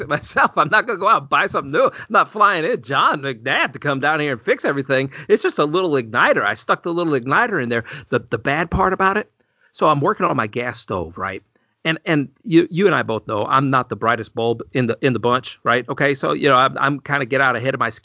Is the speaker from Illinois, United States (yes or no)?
yes; Illinois, United States; moved away; I grew up in Illinois